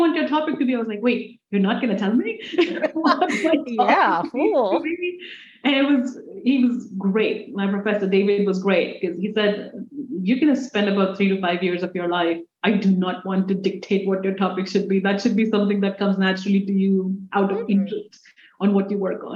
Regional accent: India; English is a second language; moved away as an adult; now in United States

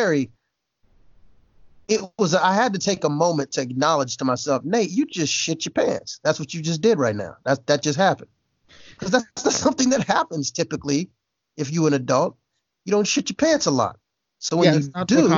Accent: Jacksonville, Florida, United States; now in Los Angeles, United States; I was born in L.A., but I was raised in Florida

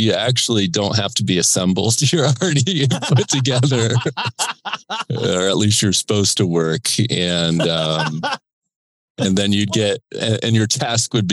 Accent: Indiana, United States; also born or lived in Australia; when you grew up in Indiana with a dad who was a starter on that team, played for Bobby Knight, like I grew up going to games

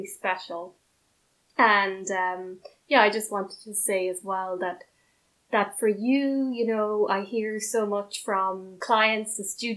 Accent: Ireland; first language English; also born or lived in China / Belgium / France; I am originally from Ireland. I speak English as my first language.

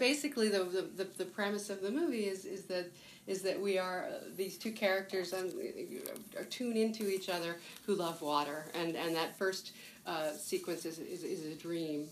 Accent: United States; as an American

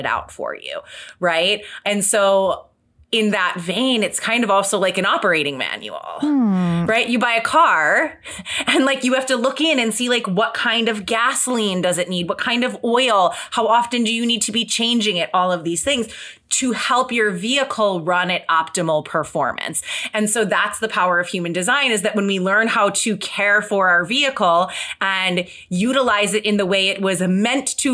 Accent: Detroit, Michigan, United States; We were both born in Detroit.

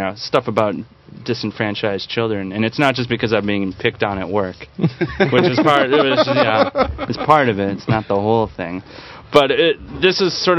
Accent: Green Bay, Wisconsin, United States; I'm from Green Bay, which isn't, you know, it's not a huge town.

